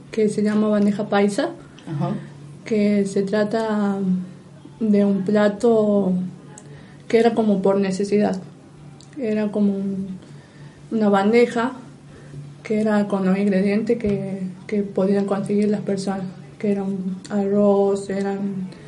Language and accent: Spanish; Argentina; que era lo importante que era con un poco más de presión porque somos argentinos.